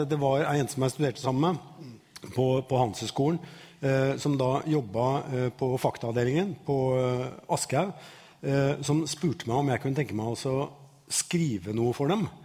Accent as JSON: {"language": "Norwegian", "town": "Bømlo", "region": "Vestland", "country": "Norway", "tie": "born there", "said": "Jeg ble født på Bømlo."}